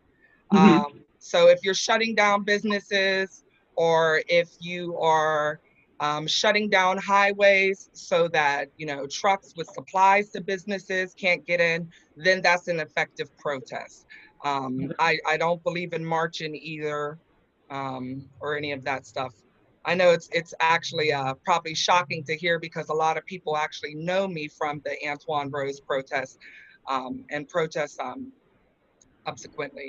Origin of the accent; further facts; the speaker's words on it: Pittsburgh, Pennsylvania, United States; born and raised